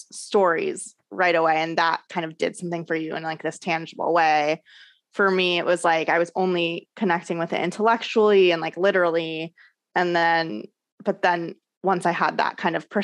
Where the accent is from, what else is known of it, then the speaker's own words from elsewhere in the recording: Orange County, California, United States; I grew up in Orange County, California, which is like very Christian